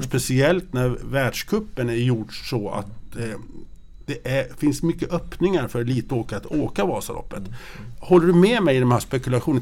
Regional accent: Grycksbo, Dalarna County, Sweden; jag är ju uppvuxen i Grycksbo

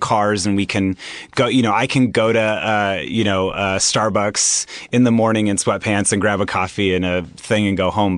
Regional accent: Anaheim, California, United States; I grew up in Anaheim Hills, California, which is, um, in Orange County

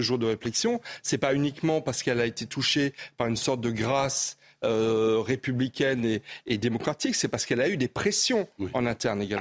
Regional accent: Alsace, Grand Est, France; also born or lived in Sarcelles, Val-d'Oise; je suis alsacien.

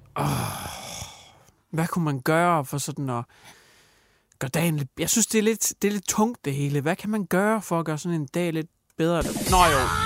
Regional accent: Hjørring, North Denmark Region, Denmark; jeg kommer fra Jøring, men Jøring er mere eller mindre Wuhan part 2 lige pt. Jeg bor i Jøring i Wuhan-distriktet

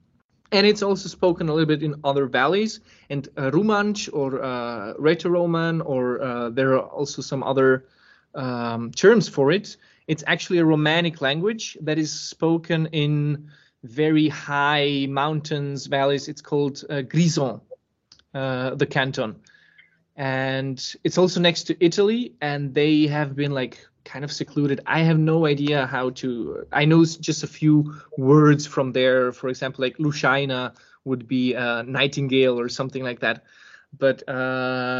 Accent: Serbia; I was born in Serbia

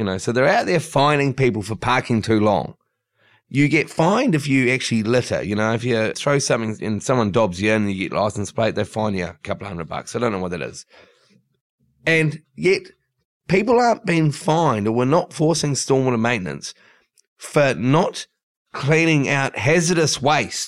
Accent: New Zealand; now in Sydney, Australia; I'm actually from New Zealand

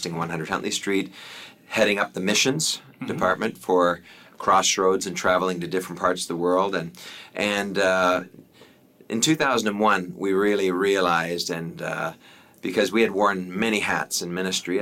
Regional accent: Canada; also born or lived in Africa; I'm a Canadian

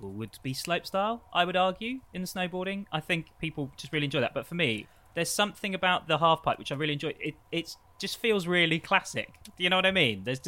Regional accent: United Kingdom; we're British

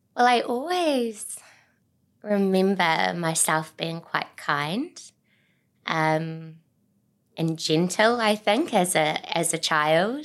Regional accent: Auckland, New Zealand; moved away as an adult; also born or lived in Tauranga; I grew up on the North Shore in Auckland

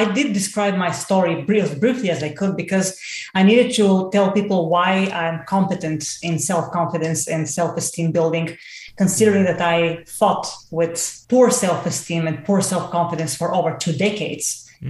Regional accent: Bulgaria; English is a second language; I had no science base whatsoever, let alone in English, because I'm Bulgarian. I mean, obviously my accent, I haven't been able to overcome that to save my life.

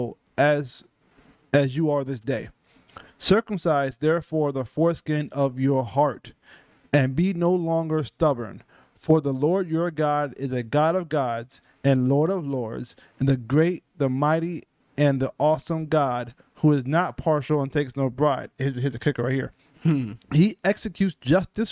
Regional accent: United States; being a Black American

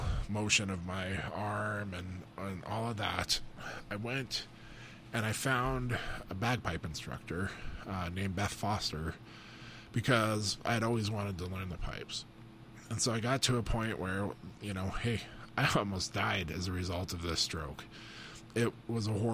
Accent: Butte, Montana, United States; I grew up in Butte, Montana

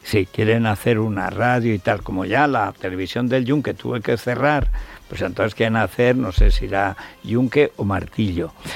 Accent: Teruel, Aragon, Spain; soy de Teruel, que he visto nevadas de dos metros

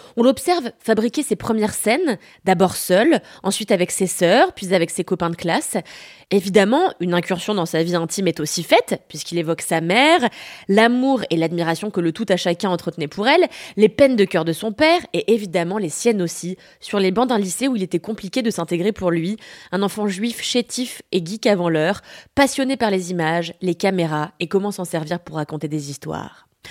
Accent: France; also born or lived in Paris

